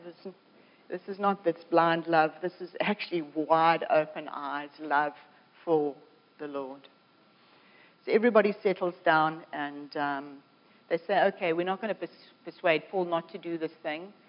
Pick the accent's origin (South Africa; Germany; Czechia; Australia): South Africa; now in Canada; I'm a South African coming to Canada